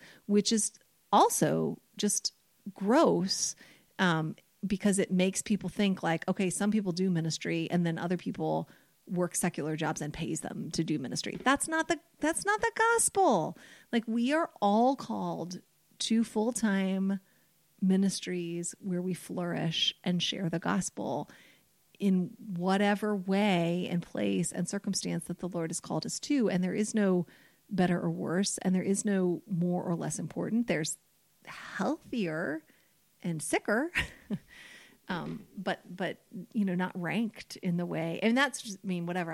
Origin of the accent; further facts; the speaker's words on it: United States; I'm an American